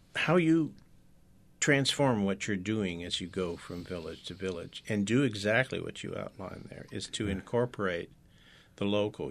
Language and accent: English; San Francisco Bay Area, California, United States; I'm from the San Francisco Bay Area, born and raised too